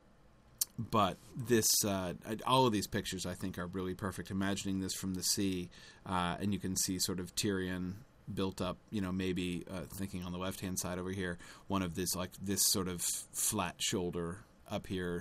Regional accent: United States; being an American

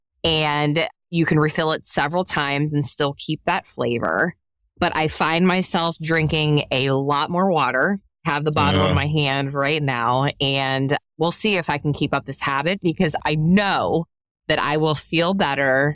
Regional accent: Pittsburgh, Pennsylvania, United States; I'm from Pittsburgh, Pennsylvania. It is pop.

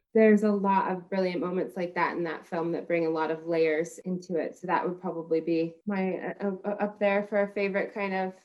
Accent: Texas, United States; I'm from Texas

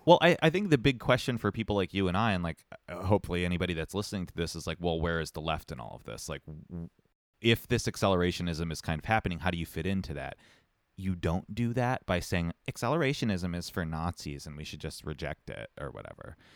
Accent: Montreal, Quebec, Canada; I'm from Montreal

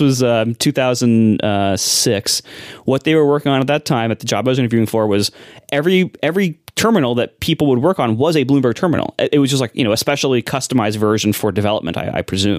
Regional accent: Columbus, Ohio, United States; moved away; I'm from Columbus, Ohio. And, uh, it's you know, there's not a lot to say about Ohio. It's a really nice place to grow up

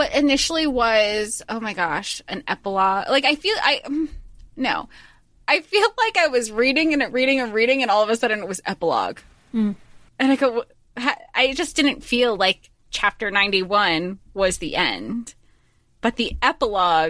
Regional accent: Florida, United States; We grew up in Florida

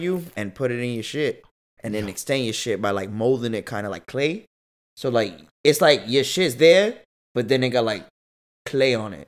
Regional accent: Massachusetts, United States; I was born in Massachusetts

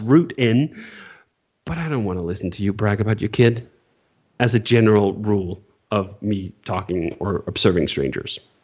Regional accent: Denmark; moved away; also born or lived in California; I currently live in Denmark. I grew up in Denmark, and now I'm back here in Denmark

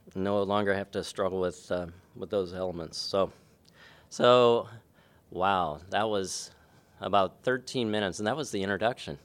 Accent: Kokomo, Indiana, United States; I was born in, um, Kokomo, Indiana

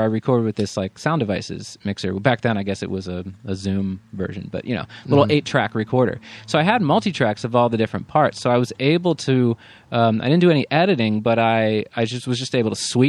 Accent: Pennsylvania, United States; moved away as an adult; also born or lived in Maryland / New York; I grew up in the East Coast in Pennsylvania

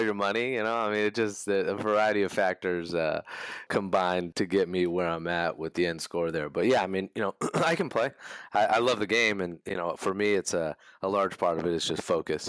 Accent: California, United States; growing up in California

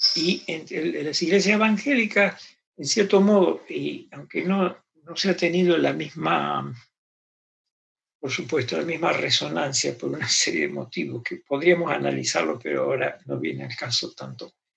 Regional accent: Argentina; crecí en Argentina

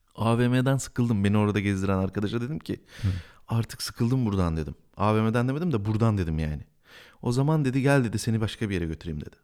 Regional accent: Bingöl Province, Turkey; ben Bingöl'de doğdum

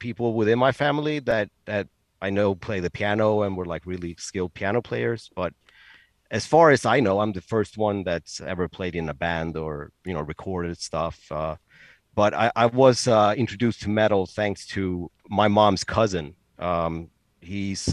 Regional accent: Stockholm, Stockholm County, Sweden; born and raised here in Stockholm. I live like 15 minutes south of downtown Stockholm, and I've lived in Stockholm my entire life

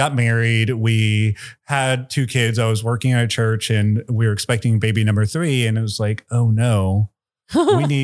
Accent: Tomball, Texas, United States; I grew up in Tomball

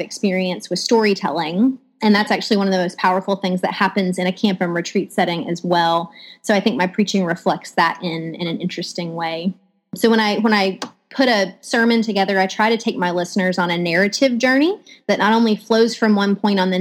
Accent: West Tennessee, United States; moved away as an adult; also born or lived in Boston / Eastern North Carolina; now in Florida, United States; I'm originally from West Tennessee

